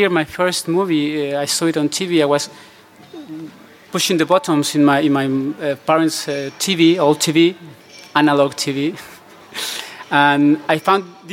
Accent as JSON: {"language": "English", "country": "Mexico", "also_born_or_lived": "Spain", "second_language": "English", "moved": "yes", "said": "I am actually from Mexico"}